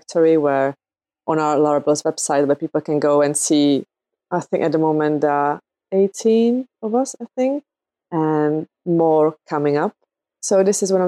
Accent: Czechia; now in United Kingdom; I live in the UK. I'm originally from the Czech Republic

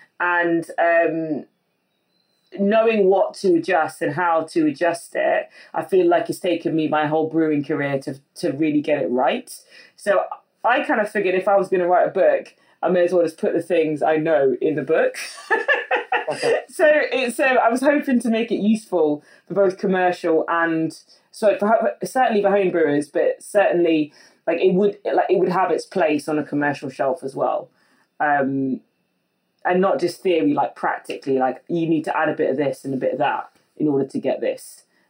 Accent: West Midlands, United Kingdom; I came from the Midlands next to Burton-on-Trent, which is already like, that's kind of like Mecca for beer in the UK.

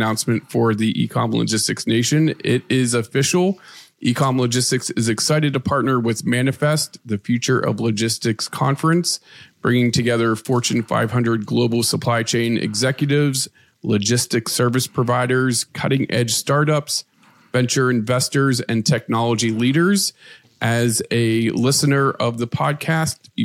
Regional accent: Pittsburgh, Pennsylvania, United States; I am from Pittsburgh

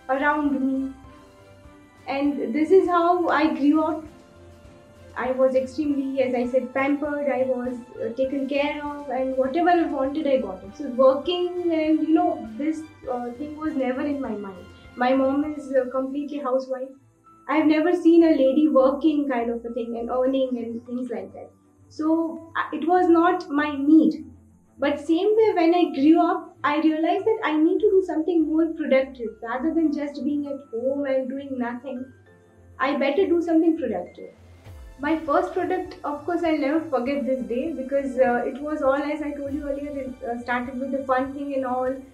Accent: Udaipur, Rajasthan, India; Basically, I'm from Udaipur, settled in Udaipur.

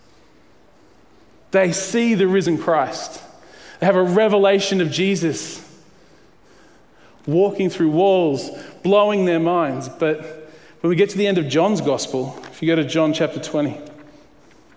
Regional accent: Queensland, Australia; I grew up in Queensland through the 80s

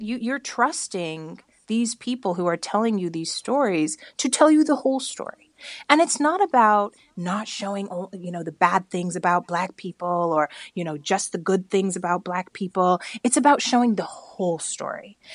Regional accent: Bakersfield, California, United States; I grew up in Bakersfield, California

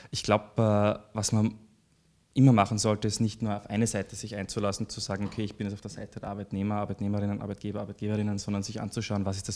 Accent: Graz, Styria, Austria; also born or lived in Deutschlandsberg; now in Vienna, Austria; Also ich habe äh, sehr enge Verbindungen zu, zu meinen Eltern und äh, vielen Freunden, die in Graz leben. Ich habe in Graz äh, äh maturiert

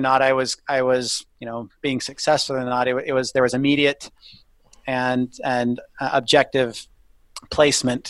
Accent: Indiana, United States; I grew up in Indiana

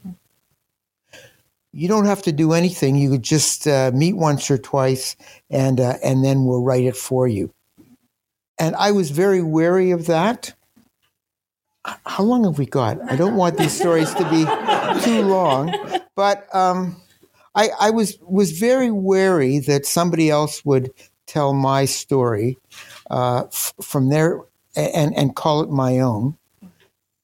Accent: Toronto, Ontario, Canada; Anglo Toronto was in the 1950s. I grew up at that time

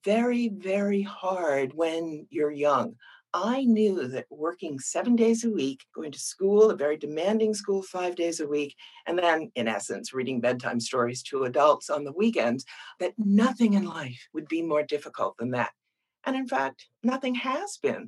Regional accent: Boston, Massachusetts, United States; I grew up in Boston.

